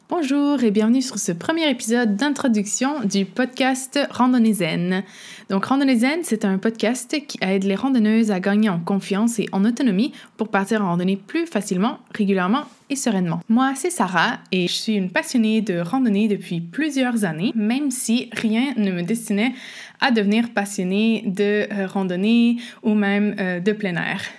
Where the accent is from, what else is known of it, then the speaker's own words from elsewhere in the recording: Quebec, Canada; je suis québécoise, vous l'entendez peut-être avec mon accent ou les expressions que j'utilise